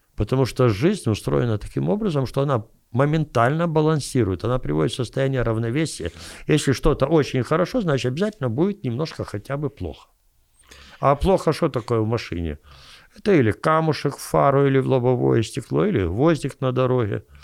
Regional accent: Kyiv, Ukraine; я киевлянин

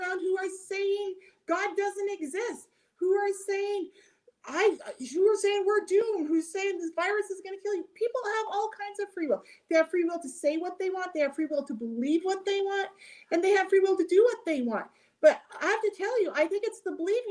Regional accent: United States; I'm an American

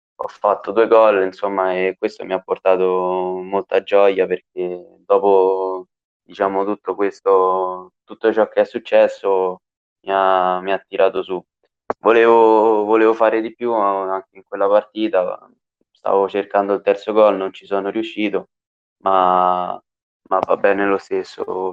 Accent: Bassano Romano, Lazio, Italy; Io ho iniziato a giocare nel mio paese quando avevo sei anni, ci ho giocato per tre anni qui a, nella società di Bassano Romano

